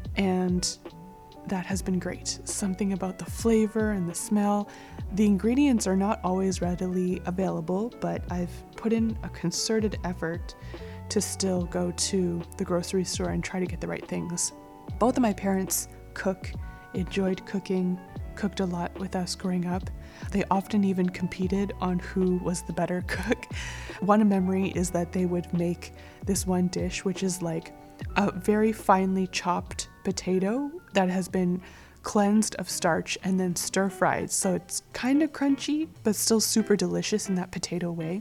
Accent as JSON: {"language": "English", "town": "Calgary", "region": "Alberta", "country": "Canada", "tie": "born or raised there", "moved": "yes", "said": "Calgary, which is my hometown"}